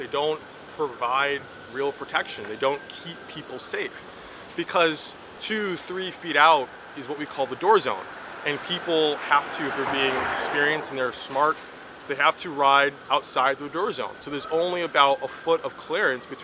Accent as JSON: {"language": "English", "region": "New York", "country": "United States", "said": "I'm from Brooklyn, New York"}